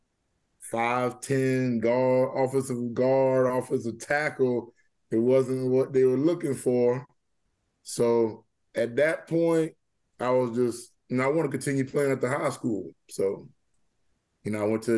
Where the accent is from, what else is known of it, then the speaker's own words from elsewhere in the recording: Walterboro, South Carolina, United States; now in Charleston, United States; my childhood right there growing up in Walterboro